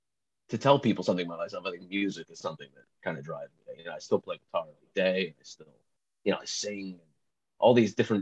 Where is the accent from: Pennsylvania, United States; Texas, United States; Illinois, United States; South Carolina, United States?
Pennsylvania, United States; Philadelphia; also born or lived in New Jersey; I grew up in Philadelphia, Pennsylvania. I was born in New Jersey.